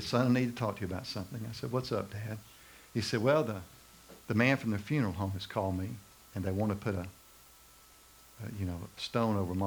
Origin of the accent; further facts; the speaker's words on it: Macon, Georgia, United States; I remember when McDonald's came to Macon, Georgia, my hometown